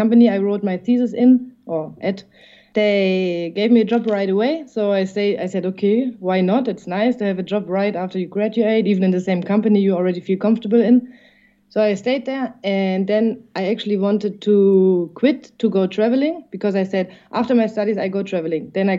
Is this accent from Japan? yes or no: no; Erfurt, Thuringia, Germany; English is a second language; also born or lived in Netherlands / United States / Mexico / Spain; now in Ireland; I'm from a small city called Erfurt. It's in the middle of Germany. They say in the green heart of Germany. And it's also a capital, but it's so small that even Germans don't know it.